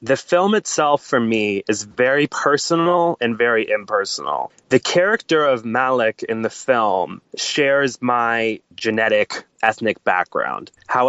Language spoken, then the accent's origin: English; Los Angeles, California, United States; accent: American; I was born and raised in Los Angeles in a small family.